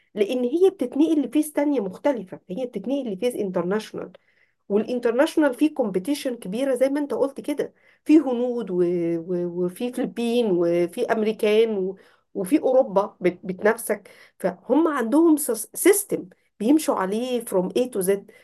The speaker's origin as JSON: {"language": "Arabic", "country": "Egypt"}